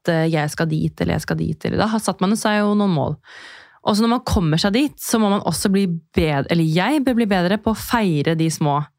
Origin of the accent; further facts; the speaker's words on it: Drammen, Buskerud, Norway; ingen vet hvem jeg er, eh, jente fra Drammen